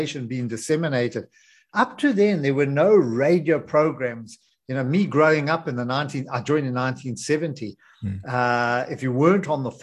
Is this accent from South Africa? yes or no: yes; Johannesburg, Gauteng, South Africa; I grew up in Greenside